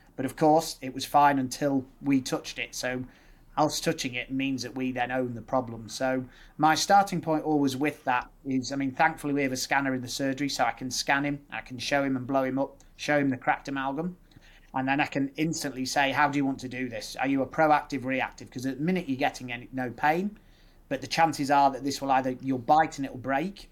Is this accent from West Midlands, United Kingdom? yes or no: yes; Nuneaton, West Midlands, United Kingdom; moved away as an adult; now in Leeds, United Kingdom; I'm born and bred in the Midlands. Mum and dad are all Irish, so they moved over. Um, grew up in the Midlands in Nuneaton